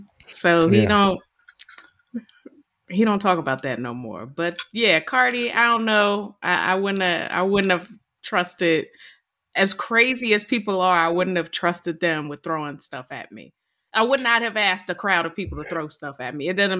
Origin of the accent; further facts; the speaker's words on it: Virginia, United States; I'm from Virginia.